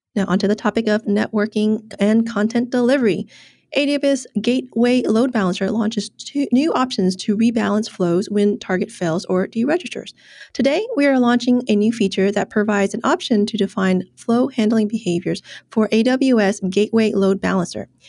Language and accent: English; Ho Chi Minh City, Vietnam; my hometown of Ho Chi Minh City in Vietnam.